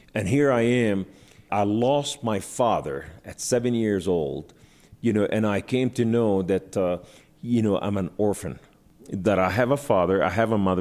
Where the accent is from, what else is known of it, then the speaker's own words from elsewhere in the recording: Beirut, Beirut Governorate, Lebanon; I was born in Beirut, Lebanon, to Muslim Sunni family